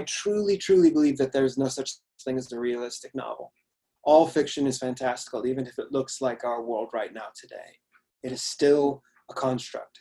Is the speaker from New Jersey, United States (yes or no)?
no; Washington, United States; moved away as an adult; now in United Kingdom; my home state, Washington